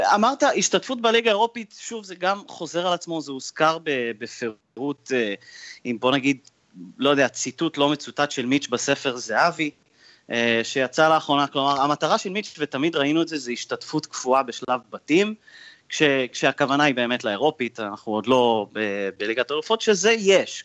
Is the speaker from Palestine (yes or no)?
no; Canada; now in Israel; אני מגיע מקנדה